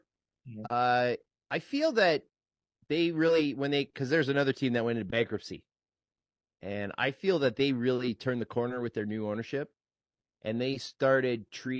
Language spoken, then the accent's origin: English; Canada; It wasn't the playoffs, so they let me in because I'm Canadian.